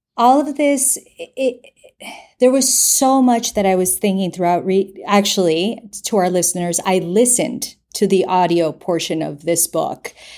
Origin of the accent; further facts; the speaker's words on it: United States; I grew up in the United States, but I am full-blown Colombian